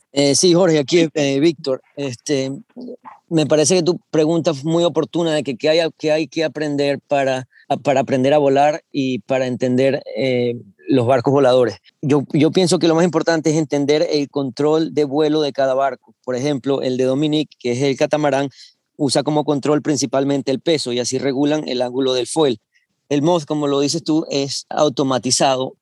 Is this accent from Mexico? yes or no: no; Venezuela; moved away as an adult; now in United States; yo soy venezolano, eh, empecé a navegar en Venezuela en Optimist